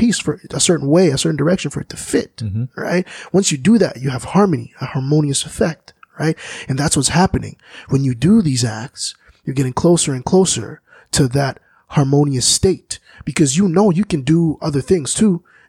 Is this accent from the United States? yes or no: no; DR Congo; My home country, Congo, mm-hmm. is a great example of how the mineral that's so important for these electronics to run